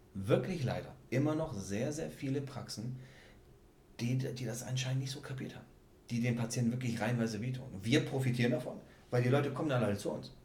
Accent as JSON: {"language": "German", "country": "Czechia", "moved": "yes", "said": "ich komme ja ursprünglich aus der Tschechei"}